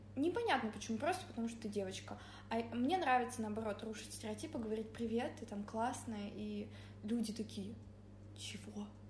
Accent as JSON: {"language": "Russian", "town": "Angarsk", "region": "Irkutsk Oblast", "country": "Russia", "moved": "yes", "lives_now": "Saint Petersburg, Russia", "said": "я из Ангарска"}